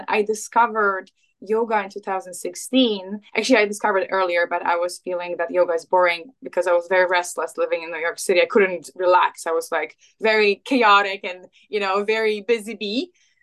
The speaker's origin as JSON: {"language": "English", "country": "Poland", "tie": "born or raised there", "also_born_or_lived": "England", "moved": "as an adult", "lives_now": "United States", "said": "I'm Polish. I was born and raised in Poland. I left my home country when I was like around 20"}